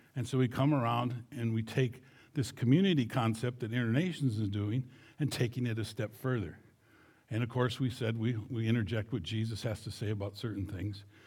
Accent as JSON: {"language": "English", "town": "Fairmont", "region": "Minnesota", "country": "United States", "tie": "born or raised there", "moved": "yes", "lives_now": "Munich, Germany", "said": "I was born and raised in Fairmont, Minnesota"}